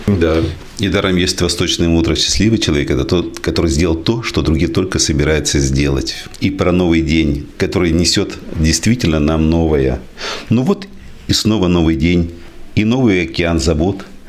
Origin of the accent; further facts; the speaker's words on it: Izhevsk, Udmurtia, Russia; Я родился в Ижевске, в Ленинском районе. Были у меня друзья, и часто мы смотрели в сторону речки Пироговка